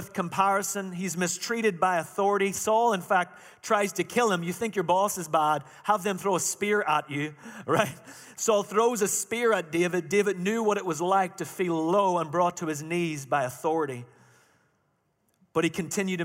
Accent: Ireland; moved away; Now remember, I'm Irish. I'm not from Chalmette

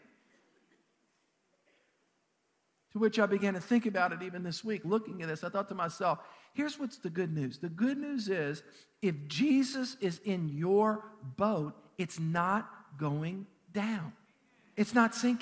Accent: South Louisiana, United States; I grew up in South Louisiana

